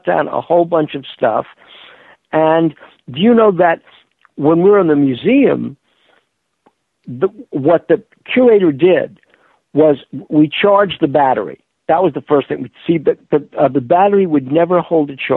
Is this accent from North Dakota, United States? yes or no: yes; Fargo, North Dakota, United States; I grew up in Fargo, North Dakota